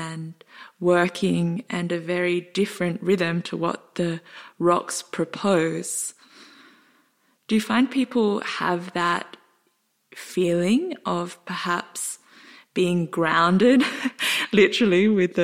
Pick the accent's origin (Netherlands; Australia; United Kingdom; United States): Australia; We're both Australian